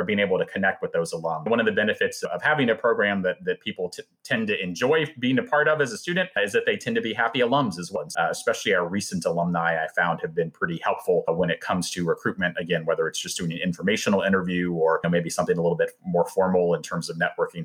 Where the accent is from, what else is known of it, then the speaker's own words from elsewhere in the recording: Arlington, Virginia, United States; moved away as an adult; also born or lived in Los Angeles; now in Nashville, United States; I'm originally from Arlington, Virginia, in the DC area, and then had lived in LA for about 8 years.